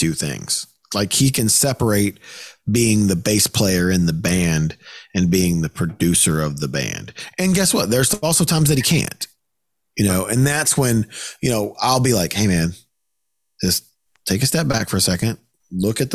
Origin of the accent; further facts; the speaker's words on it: the South, United States; I'm from the South